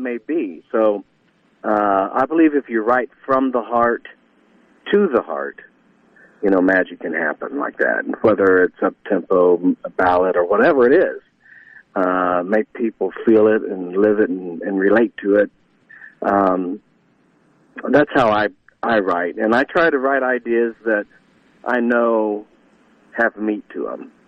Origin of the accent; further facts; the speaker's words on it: Northridge, Ohio, United States; grew up was actually in Northridge. Like I said, it, it was north of Dayton, so it was a smaller community